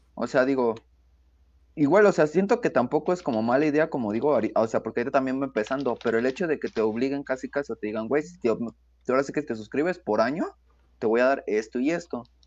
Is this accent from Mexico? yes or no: yes; Mexico; como mexicanos decimos